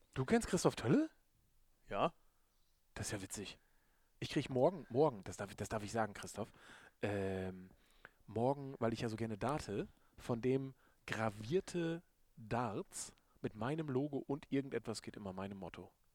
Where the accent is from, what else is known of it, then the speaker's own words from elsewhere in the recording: Lohne, Lower Saxony, Germany; now in Vechta, Germany; Lohne ist ja meine Heimatstadt. Ich wohne in Fechter